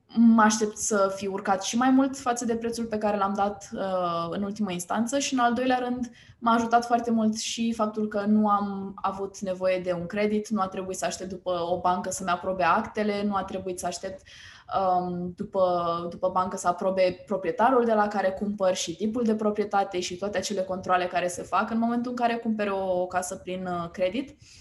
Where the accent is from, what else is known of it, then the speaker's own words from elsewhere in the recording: Romania; suntem români